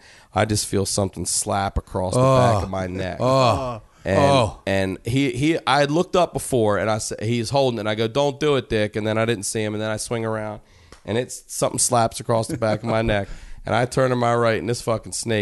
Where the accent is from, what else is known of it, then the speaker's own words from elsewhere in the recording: Maryland, United States; we're from Maryland.